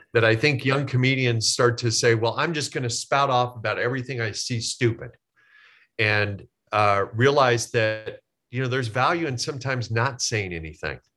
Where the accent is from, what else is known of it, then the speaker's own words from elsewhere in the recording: Omaha, Nebraska, United States; moved away as an adult; also born or lived in Kansas; I grew up in Omaha, Nebraska